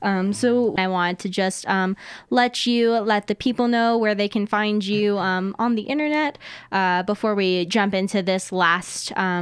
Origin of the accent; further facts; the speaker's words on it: Denver, Colorado, United States; now in Fort Collins, United States; I'm just from Denver, so I wasn't born up here